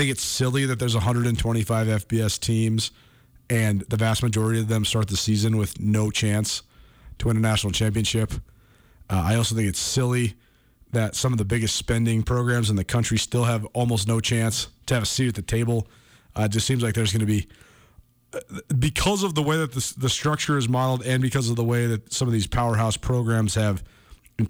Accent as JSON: {"language": "English", "town": "Missoula", "region": "Montana", "country": "United States", "tie": "born or raised there", "said": "my hometown"}